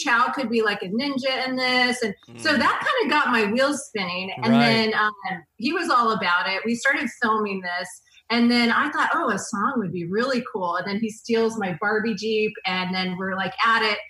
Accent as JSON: {"language": "English", "region": "Oregon", "country": "United States", "tie": "born or raised there", "also_born_or_lived": "Orange County", "moved": "yes", "said": "I grew up in Oregon."}